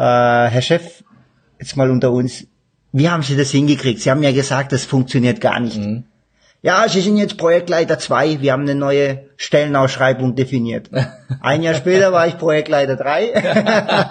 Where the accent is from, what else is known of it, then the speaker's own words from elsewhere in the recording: Stuttgart area, Baden-Württemberg, Germany; ich komme ja aus dem Stuttgarter Raum, bei uns sagt man nicht gelobt